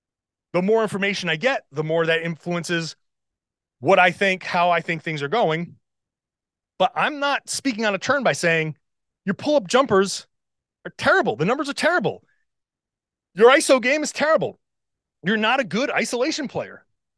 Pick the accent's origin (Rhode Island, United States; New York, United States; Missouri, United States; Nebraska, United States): Rhode Island, United States; I grew up in Rhode Island. I grew up watching Larry Bird and Kevin McHale.